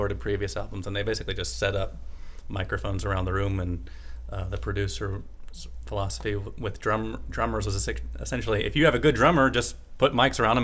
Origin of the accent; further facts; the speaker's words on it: Atlanta, Georgia, United States; growing up in Atlanta